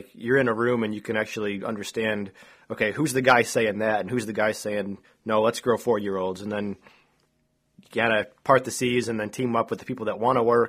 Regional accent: New York, United States; I'm from New York as well, Matt.

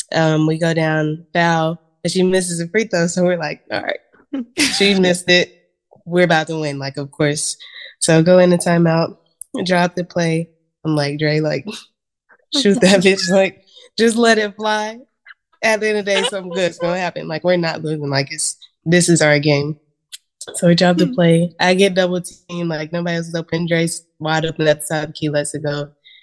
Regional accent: Cleveland, Tennessee, United States; also born or lived in Chattanooga, Tennessee; So I was born in Chattanooga, Tennessee. But my hometown as of right now is Cleveland, Tennessee, which is only about 30 minutes. But I've been all over because my brother's dad was military.

